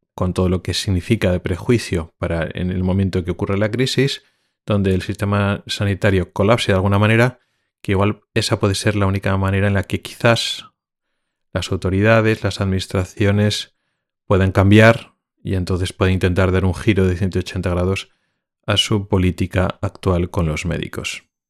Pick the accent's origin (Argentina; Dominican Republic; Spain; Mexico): Spain; moved away as an adult; now in Sweden; sigo siendo español y sintiéndome español